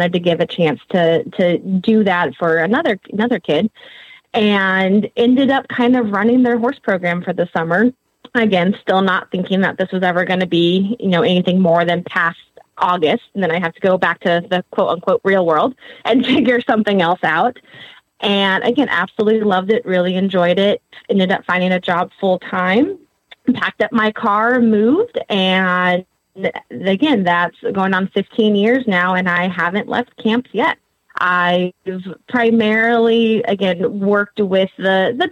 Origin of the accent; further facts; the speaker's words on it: Southern California, United States; moved away as an adult; also born or lived in Alabama; I grew up in Southern California area